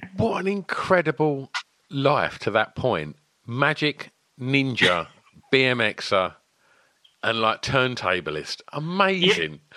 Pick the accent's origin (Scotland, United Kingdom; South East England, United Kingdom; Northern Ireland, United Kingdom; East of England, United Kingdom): East of England, United Kingdom; Essex; my hometown in Essex